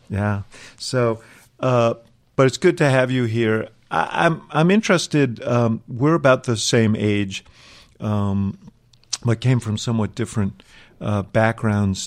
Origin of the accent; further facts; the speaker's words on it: New York, United States; I grew up in New York